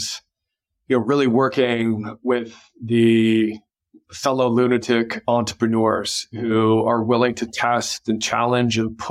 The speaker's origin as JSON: {"language": "English", "region": "Colorado", "country": "United States", "tie": "born or raised there", "moved": "yes", "lives_now": "California, United States", "said": "I grew up in Colorado"}